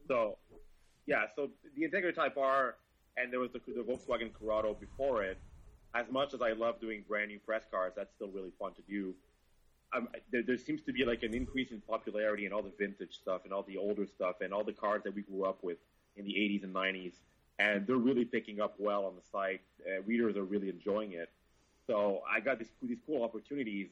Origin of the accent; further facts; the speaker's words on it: Quebec, Canada; we're from Canada